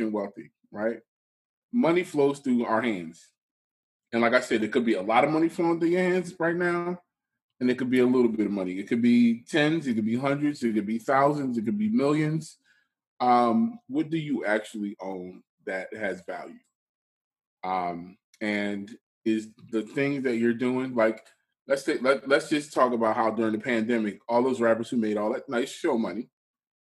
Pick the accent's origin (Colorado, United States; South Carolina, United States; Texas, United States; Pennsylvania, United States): Pennsylvania, United States; Philadelphia; now in Atlanta, United States; I am from Philadelphia, Pennsylvania.